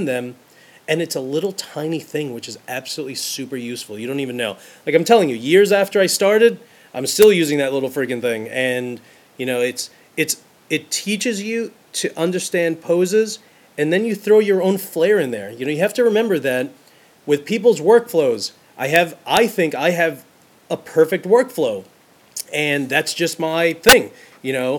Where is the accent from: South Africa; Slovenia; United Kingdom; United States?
United States; New York City, New York; I'm from Brooklyn. I grew up in New York City